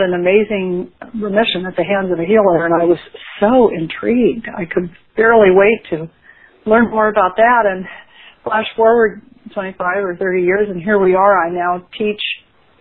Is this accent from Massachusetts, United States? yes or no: no; California, United States; I'm from California, but I'm not there very often